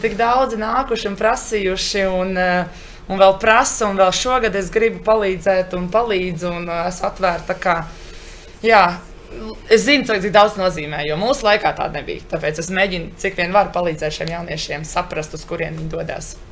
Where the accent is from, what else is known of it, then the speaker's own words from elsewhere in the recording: Latvia; moved away as an adult; mums, tieši jauniešiem, kas nāk no Latvijas